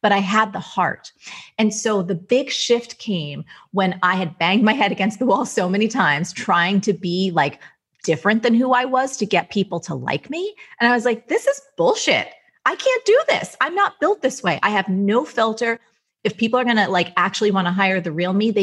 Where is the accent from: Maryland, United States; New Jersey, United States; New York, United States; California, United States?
New Jersey, United States; I'm from Jersey